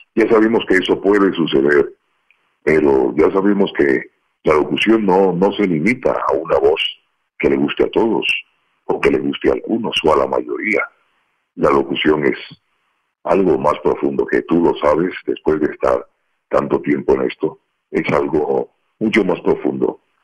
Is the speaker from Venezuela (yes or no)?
no; Colombia; moved away as an adult; como buen colombiano